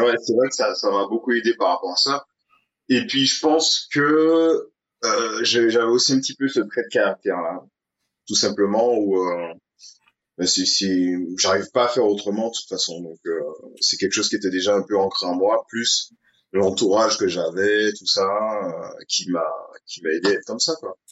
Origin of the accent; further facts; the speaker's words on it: Saint-Esprit, Martinique; j'ai grandi au Saint-Esprit qui est deux villes en dessous du Lamentin